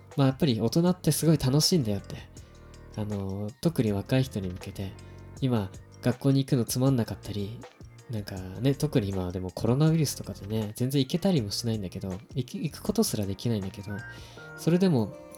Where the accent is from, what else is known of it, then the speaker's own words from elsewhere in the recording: Japan; now in Tokyo, Japan; 僕はすごく田舎の出身で正直東京にあの今は出てきてる